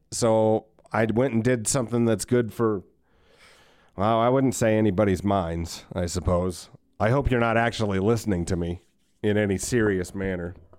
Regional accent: United States; as an American

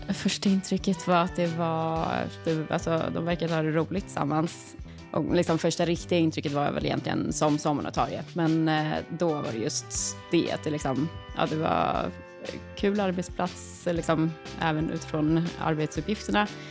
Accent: Stockholm, Stockholm County, Sweden; also born or lived in Uppsala; Jag är från Stockholm från början, men jag hade pluggat i Uppsala och då hade jag precis kommit tillbaka till Stockholm igen

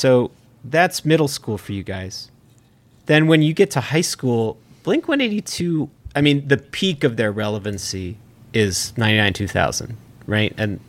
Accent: South Brunswick, New Jersey, United States; South Brunswick, yeah.

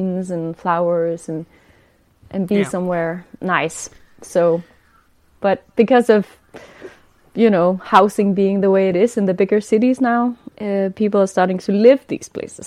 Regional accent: Denmark; I grew up in Denmark

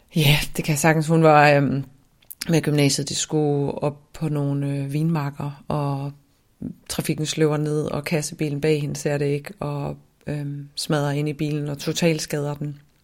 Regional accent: Svendborg, Southern Denmark, Denmark; also born or lived in Ærø; jeg voksede op i Svendborg, øhm, på Syfyn og på Ærø

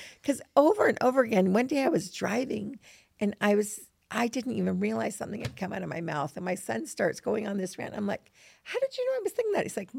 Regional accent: New York, United States; So we grew up in New York, and I do have to say all my friends love to swear, and I loved clever swearing.

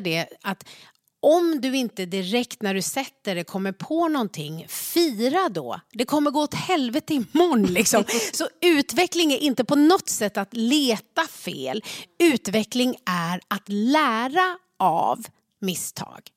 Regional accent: Sweden; jag blev född i Sverige

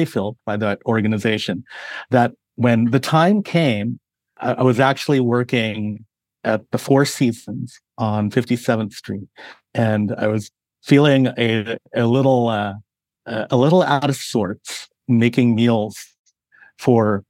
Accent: San Francisco Bay Area, California, United States; moved away; I grew up in California, where culinary influences were everything from my Filipino heritage to the Mexican barrio to everything you could imagine in the San Francisco Bay Area.

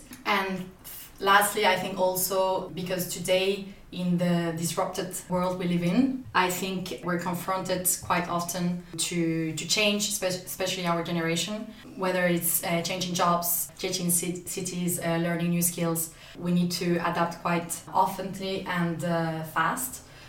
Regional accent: Spain; born there; So as I mentioned earlier, I was born in Spain, but in total, with my parents and for job reasons as well, I had to move and live in up to 8 cities now.

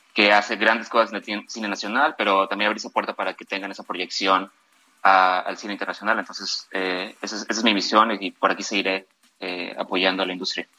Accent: Guadalajara, Jalisco, Mexico; moved away as an adult; now in Los Angeles, United States; yo soy mexicano de Guadalajara

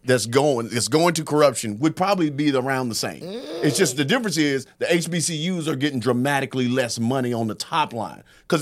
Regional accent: North Carolina, United States; Because I'm from North Carolina. We'd be whooping ass every year.

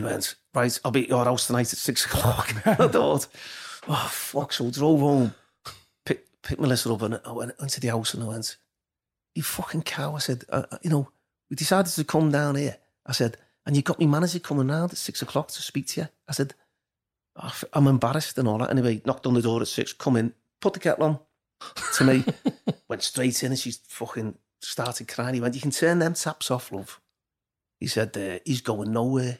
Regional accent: Liverpool, North West England, United Kingdom; I was from Liverpool

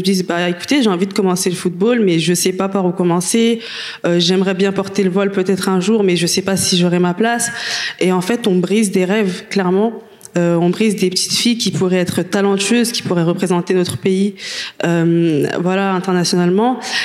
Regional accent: France; on est française, on a vécu en France, on a fait nos études

